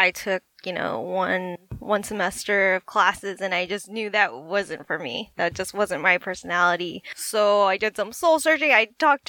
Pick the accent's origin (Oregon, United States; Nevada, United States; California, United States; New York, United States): Nevada, United States; Las Vegas; now in San Francisco, United States; I am originally from Las Vegas. I'm currently living in San Francisco